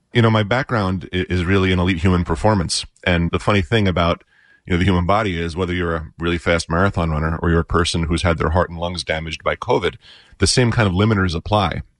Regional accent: New York, United States; now in Park Ridge, United States; I was a volunteer firefighter in my hometown of New York

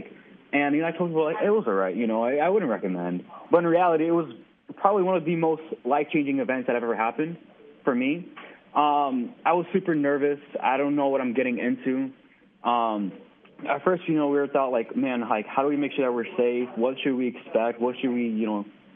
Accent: Chicago, Illinois, United States; Growing up in Chicago, more southwest side

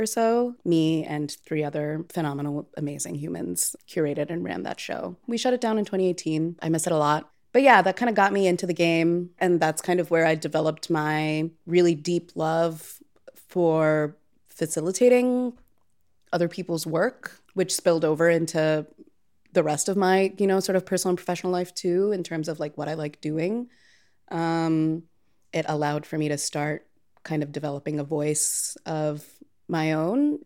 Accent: Chennai, Tamil Nadu, India; now in Chicago, United States; I grew up in Chennai, which is a Tamil-speaking city in the state directly south of the state that my family is kind of historically from.

